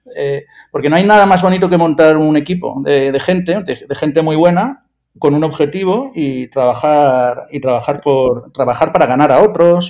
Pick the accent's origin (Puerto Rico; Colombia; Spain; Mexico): Spain; Valencia, Valencian Community; yo soy de Valencia